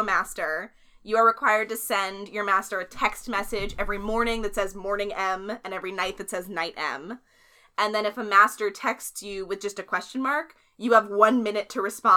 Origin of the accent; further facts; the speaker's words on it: Clifton Park, New York, United States; moved away; I grew up there